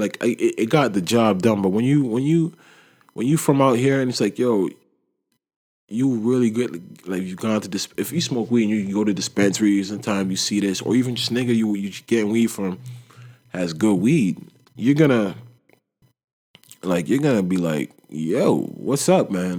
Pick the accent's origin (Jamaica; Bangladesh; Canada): Canada; Toronto, Ontario; when you're from Toronto